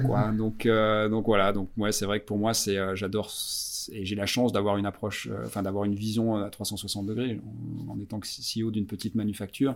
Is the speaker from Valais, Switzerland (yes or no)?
no; Vallée de Joux, Vaud, Switzerland; moved away as an adult; now in Zurich, Switzerland; Je suis suisse-français, j'ai grandi à, la Vallée de Joux, donc dans les euh, montagnes vaudoises